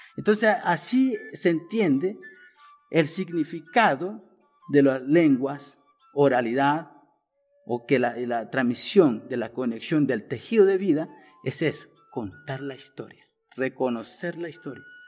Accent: Arhuaco, Sierra Nevada de Santa Marta, Colombia; also born or lived in Marinilla, Colombia; pertenezco a la cultura Vintucua, mm, más reconocido como Arhuaco, de la Sierra Nueva Santa Marta, norte de Colombia

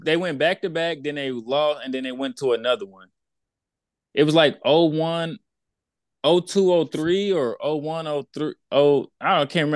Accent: Houston, Texas, United States; I'm from Houston

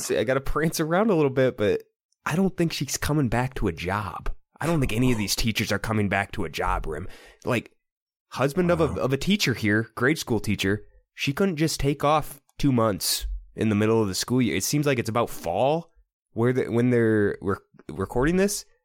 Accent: Iowa, United States; born or raised there

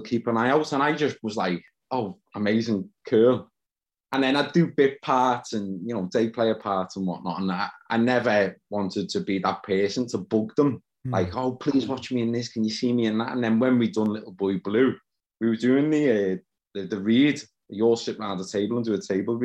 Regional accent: Liverpool, North West England, United Kingdom; me being a Scouser

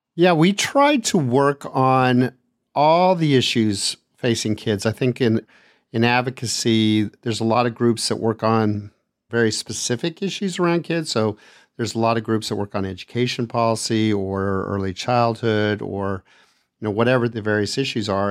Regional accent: El Paso, Texas, United States; also born or lived in Austin, Texas; I grew up in El Paso, Texas

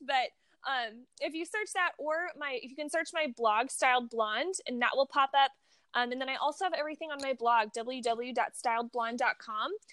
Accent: Missouri, United States; now in California, United States; I grew up in Missouri

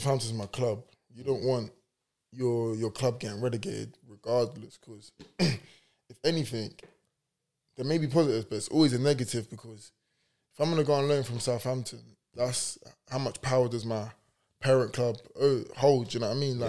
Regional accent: Cameroon; we're both from Cameroon

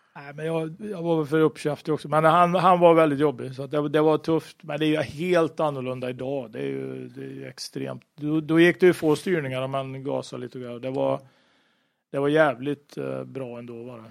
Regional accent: Sweden; jag var svensk

